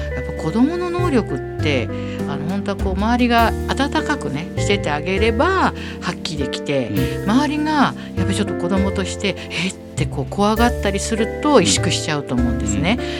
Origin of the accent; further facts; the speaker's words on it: Tokyo, Japan; 東京生まれ東京育ちですので